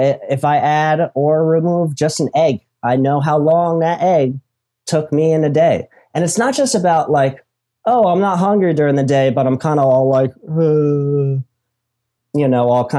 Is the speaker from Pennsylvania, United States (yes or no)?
yes; Philadelphia, Pennsylvania, United States; now in Florida, United States; I'm in Florida, man. {S2} Oh, yeah. {S1} I'm originally from Philly.